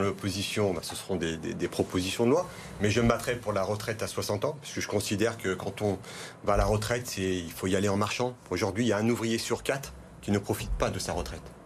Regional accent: Vaulx-en-Velin, Auvergne-Rhône-Alpes, France; Je suis né à Vonvelin, j'ai grandi à Vonvelin

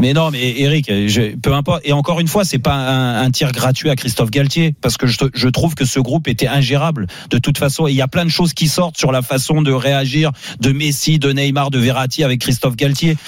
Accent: France; nous, en tant que Français

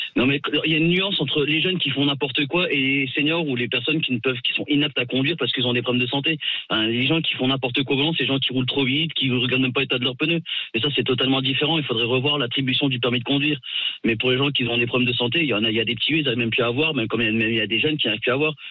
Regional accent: Alsace, Grand Est, France; now in Yvelines, France; je suis pas une des Yvelines, mais moi je suis d'Alsace, mais j'habite dans les Yvelines.

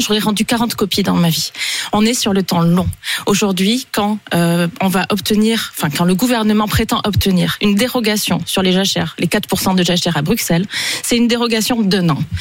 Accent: Tarn, Occitania, France; chez moi dans le Tarn

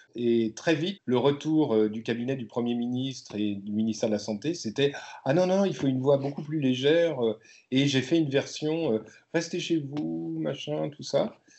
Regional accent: Brittany, France; je suis né, je suis né en Bretagne

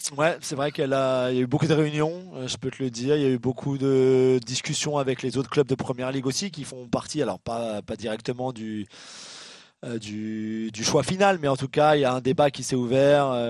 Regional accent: France; chez nous en France

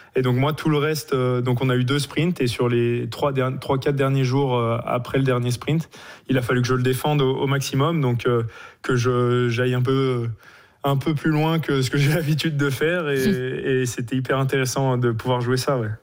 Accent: Le Grand-Bornand, Auvergne-Rhône-Alpes, France; also born or lived in Norway; je suis du Grand Bornand

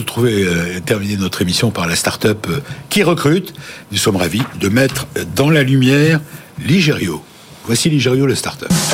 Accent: Loches, Centre-Val de Loire, France; je suis originaire de Loche

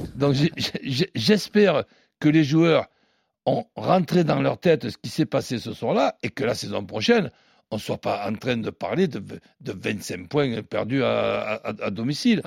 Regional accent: Marseille, Provence-Alpes-Côte d'Azur, France; en tant que Marseillais

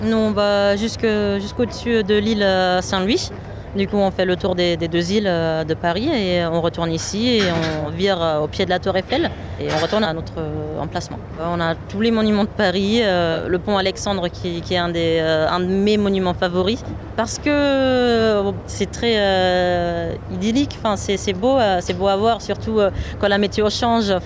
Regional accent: Germany; now in France; je suis allemande

